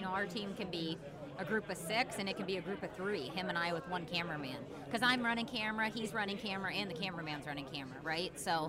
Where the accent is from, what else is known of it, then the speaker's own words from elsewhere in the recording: Southern Illinois, United States; now in Minnesota, United States; I'm originally from Southern Illinois.